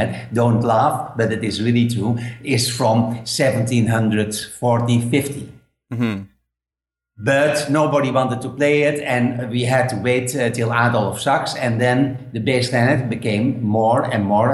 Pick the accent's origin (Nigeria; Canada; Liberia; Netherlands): Netherlands; English is a second language; moved away as an adult; now in Spain; I'm living now in Spain, but I'm from Holland